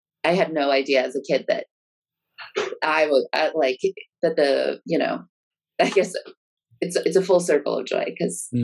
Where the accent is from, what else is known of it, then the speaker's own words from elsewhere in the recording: Texas, United States; I grew up in Texas